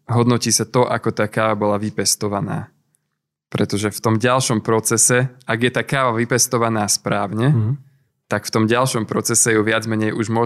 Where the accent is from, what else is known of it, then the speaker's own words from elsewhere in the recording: Hurbanovo, Nitra Region, Slovakia; A my sme si pražiareň založili priamo v Hurbanove, keďže som z Hurbanova.